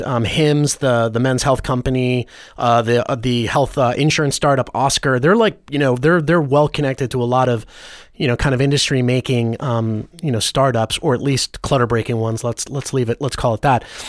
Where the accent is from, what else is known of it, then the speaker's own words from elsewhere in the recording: Los Angeles, California, United States; as a Christian, like, g, g, growing up in Hollywood